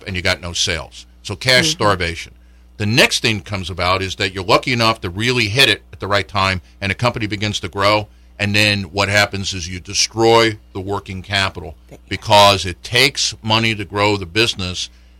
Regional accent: New York, United States; I grew up in New York

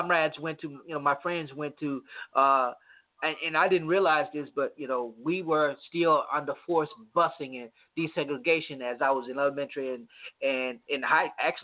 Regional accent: Monroe, United States; I grew up in a community called Booker T in Monroe

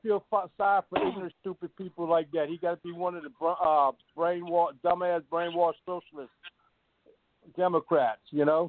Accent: Thibodaux, Louisiana, United States; I'm originally from Thibodaux, Louisiana.

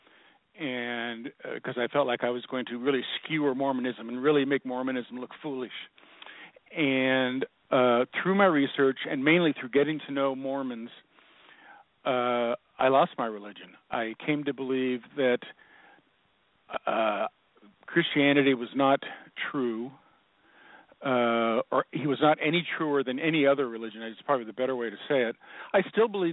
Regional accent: Seattle, Washington, United States; I was born and raised in Seattle

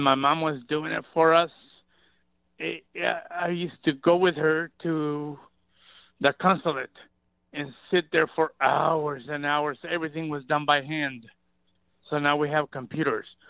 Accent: Mexico; now in Ceres, United States; I was born in Mexico

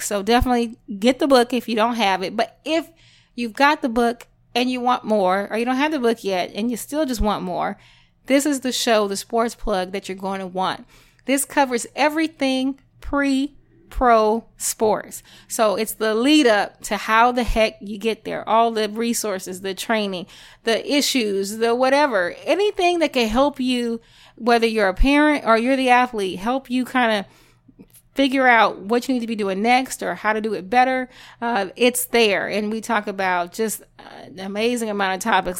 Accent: Louisiana, United States; I'm Creole, I'm from Louisiana

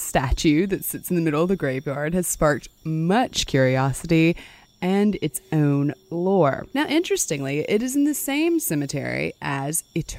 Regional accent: the South, United States; we're from the South

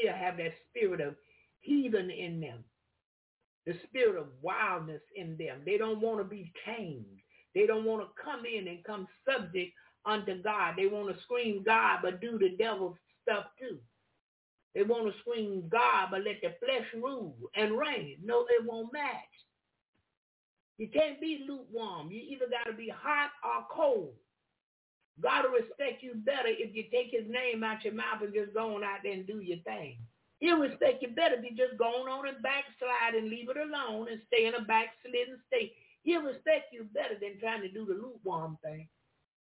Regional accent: the South, United States; I am from the South and I love it

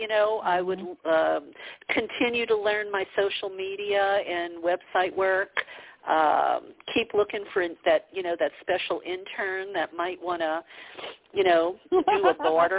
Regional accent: the South, United States; yeah. Yeah, because, you know, I grew up in the South. You know, women were almost like children. We were supposed to be seen and not heard.

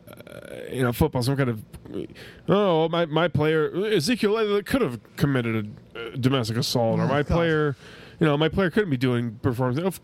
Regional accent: the South, United States; growing up in the South, so like college football is a Southern thing

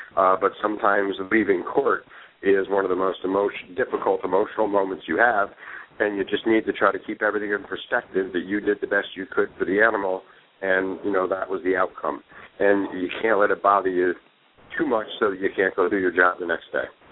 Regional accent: Northwest New Jersey, United States; I'm just a simple country boy from Northwest New Jersey

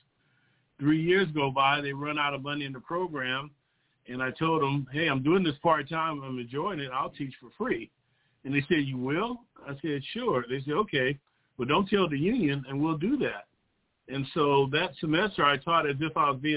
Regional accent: South Bay, Southern California, United States; I'm a local product to Southern California. I grew up in the South Bay region

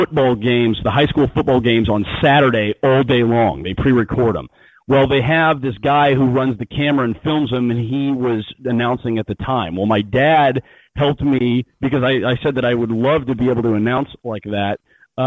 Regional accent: Midwest, United States; I'm from the Midwest

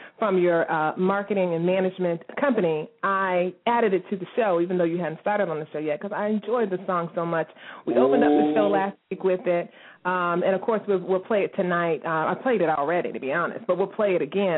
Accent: Fairfax County, Virginia, United States; I am from Fairfax County, Virginia.

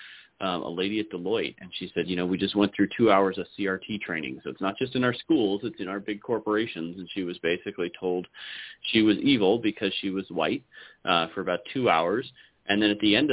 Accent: San Francisco Bay Area, California, United States; moved away as an adult; now in Idaho, United States; I grew up in the San Francisco Bay Area. I moved to Idaho to try and find freedom.

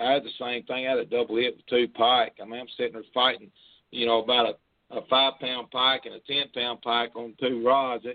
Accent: West Paducah, Kentucky, United States; from West Paducah. Grew up there all my life

